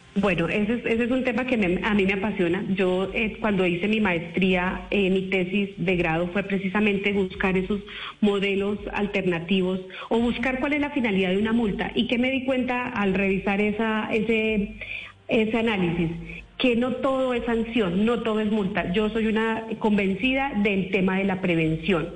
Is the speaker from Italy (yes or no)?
no; Aquitania, Boyacá, Colombia; moved away; yo soy una mujer rural, yo vengo de Aquitania, Boyacá, en donde mi papá, pues, eh, su profesión fue cultivar la cebolla larga